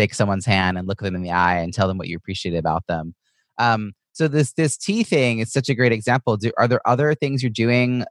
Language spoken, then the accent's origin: English; Long Island, New York, United States; moved away; I'm originally from Long Island, so I know a lot of people in the area from my family